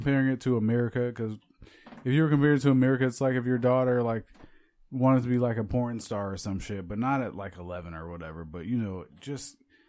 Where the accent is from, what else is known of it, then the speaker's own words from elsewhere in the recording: Chicago, Illinois, United States; Growing up in Chicago